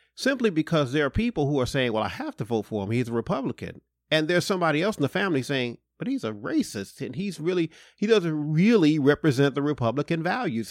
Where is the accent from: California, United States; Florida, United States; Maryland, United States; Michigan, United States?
Michigan, United States; Detroit; I'm from Detroit